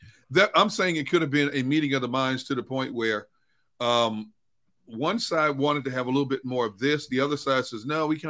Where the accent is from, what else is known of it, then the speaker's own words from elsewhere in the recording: Wisconsin, United States; My home state.